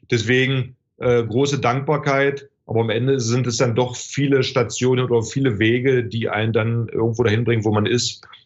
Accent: Magdeburg, Saxony-Anhalt, Germany; born there; klar, ich bin äh, gebürtiger Magdeburger, ich habe eine hohe Identifikation äh, mit Stadt, mit dem Verein.

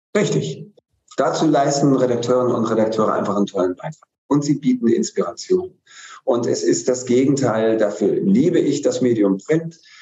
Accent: Hamburg, Germany; als Hamburger

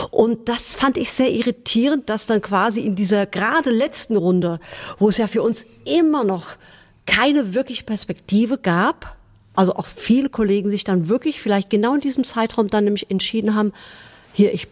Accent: Hesse, Germany; ich komme ja aus dem Gießener Landkreis

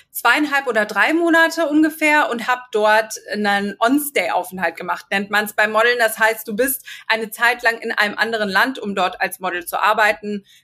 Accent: Viersen, North Rhine-Westphalia, Germany; also born or lived in Hagen; Gut, ich bin in Viersen geboren und äh, groß geworden und dann sind meine Eltern mit mir zusammen, ich glaube, als ich 14 war oder 15 nach Hagen gezogen.

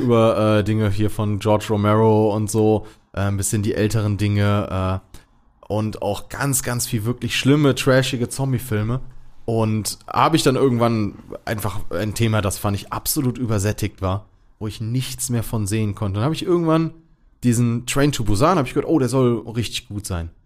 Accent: Germany; als Deutscher

